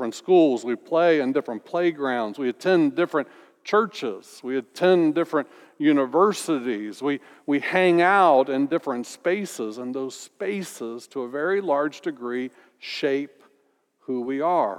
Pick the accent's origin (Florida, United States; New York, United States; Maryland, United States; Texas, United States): Florida, United States; Orlando; moved away as an adult; also born or lived in North Carolina / Tallahassee, Florida; Growing up in Orlando